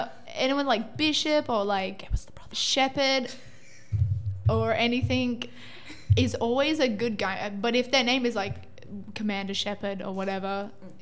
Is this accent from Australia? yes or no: yes; Australia; A little bit of Croatian. I'm just Australian, man.